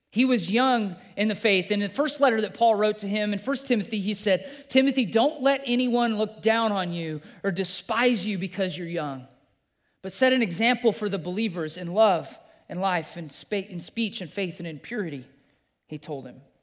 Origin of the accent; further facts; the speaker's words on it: Green River, Wyoming, United States; I grew up in Green River, Wyoming